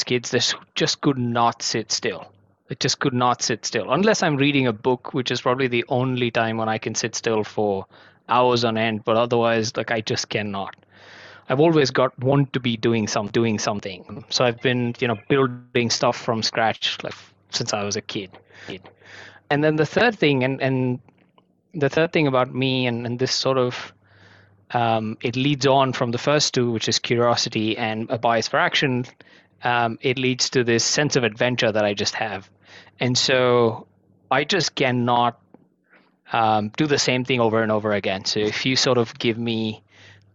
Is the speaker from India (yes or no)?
yes; India; moved away as an adult; now in Hong Kong; I was actually born and brought up in India. I moved to Hong Kong about 7 years ago. This is home for me now